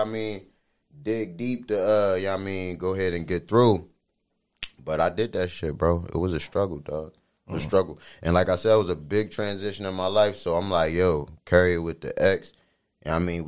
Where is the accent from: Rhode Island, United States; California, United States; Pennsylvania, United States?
Pennsylvania, United States; Philadelphia; moved away; also born or lived in Darby / Folcroft; I'm originally from West Philly.